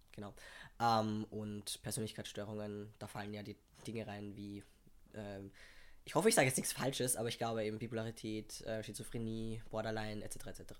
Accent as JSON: {"language": "German", "region": "Vienna", "country": "Austria", "said": "ich komme aus Wien, bin halb Pole"}